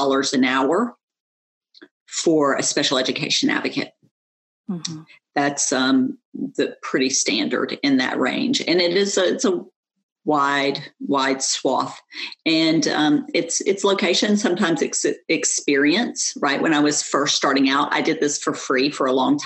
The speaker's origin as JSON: {"language": "English", "region": "New York", "country": "United States", "tie": "born or raised there", "also_born_or_lived": "southwest of Atlanta, Georgia", "moved": "yes", "lives_now": "Georgia, United States", "said": "I was raised in New York"}